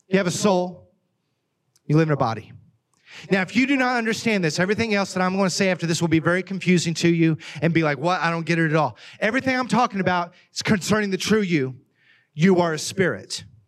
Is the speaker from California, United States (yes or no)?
no; Oklahoma, United States; accent: Oklahoma; moved away as an adult; now in Ohio, United States; I grew up in Oklahoma. I'm from Oklahoma